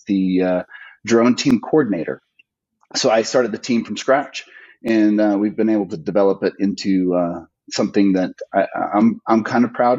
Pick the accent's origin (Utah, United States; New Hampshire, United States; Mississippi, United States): Utah, United States; Weber County; here in my hometown